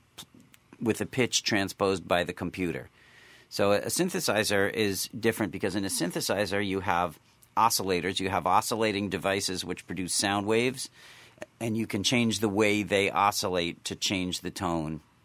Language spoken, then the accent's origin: English; Williamstown, Massachusetts, United States; I grew up in Williamstown, Massachusetts